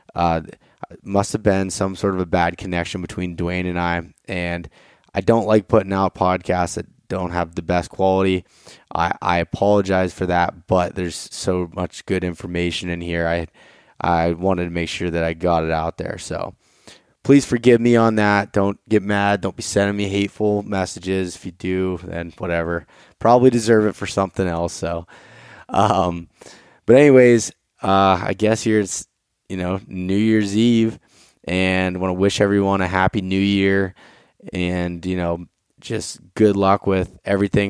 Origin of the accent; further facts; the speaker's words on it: North Central Pennsylvania, United States; I'm from North Central Pennsylvania, northwestern uh, PA here